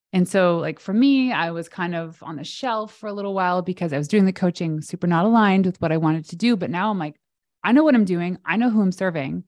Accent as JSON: {"language": "English", "country": "Canada", "said": "I'm Canadian"}